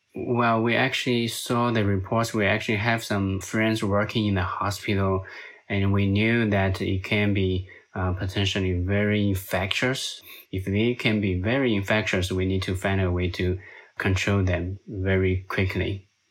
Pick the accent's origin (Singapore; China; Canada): China; Hubei; now in United States; I'm originally from China, and I'm actually from that exact province where the first COVID nineteen case was reported.